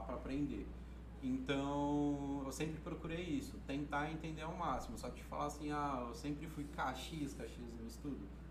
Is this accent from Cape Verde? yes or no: no; Sertãozinho, São Paulo, Brazil; eu nasci aqui em Sertãozinho. Nasci e criado até aqui, até agora